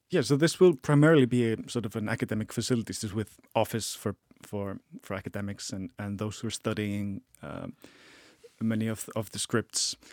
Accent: Iceland; I am an Icelandic person

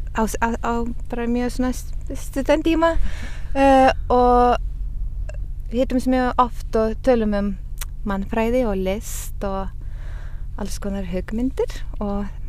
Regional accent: Utena, Lithuania; now in Ísafjörður, Iceland; Ég er frá Litáin

